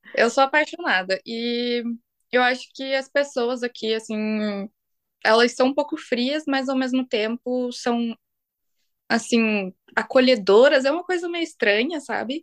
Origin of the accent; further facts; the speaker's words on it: Brazil; moved away as an adult; now in Iceland; eu sou brasileira